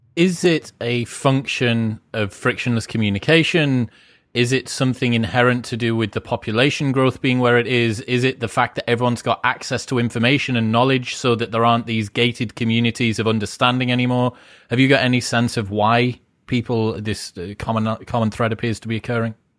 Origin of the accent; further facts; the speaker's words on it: United Kingdom; being British